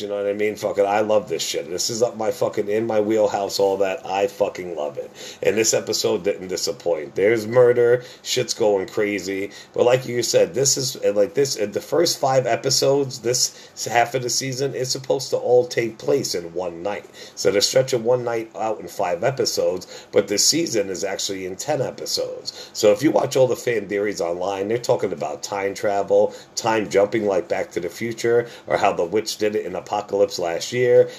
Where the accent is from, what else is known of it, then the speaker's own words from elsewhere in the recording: New Jersey, United States; moved away; I'm from Jersey originally